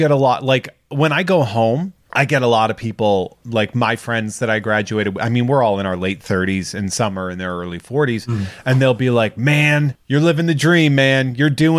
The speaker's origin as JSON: {"language": "English", "town": "Charlton", "country": "United States", "tie": "born or raised there", "said": "I taught in my hometown"}